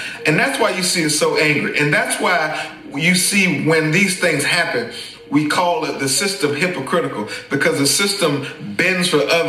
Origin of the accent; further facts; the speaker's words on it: South Carolina, United States; I'm 35, I'm black, I'm from South Carolina, I'm fifth generation AME.